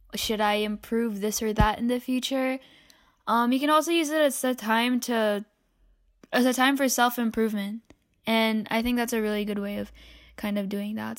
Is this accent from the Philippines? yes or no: yes; Philippines; moved away; in my home country, um, the Philippines